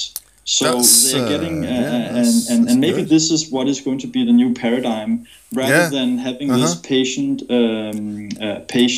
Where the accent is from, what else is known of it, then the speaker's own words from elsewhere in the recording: Denmark; I'm originally from Denmark